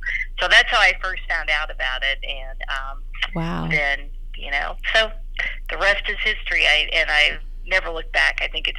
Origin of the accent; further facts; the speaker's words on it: Kentucky, United States; I grew up in Kentucky, where in a town that there were not any occupational therapists, like in the 70s, that I knew of.